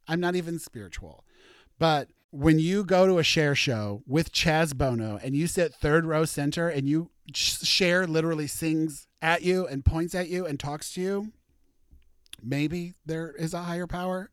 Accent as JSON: {"language": "English", "town": "Warrenton", "region": "Missouri", "country": "United States", "tie": "born or raised there", "moved": "yes", "lives_now": "Seattle, United States", "said": "my hometown, Warrenton, tiny, teeny, tiny nothing town in Missouri"}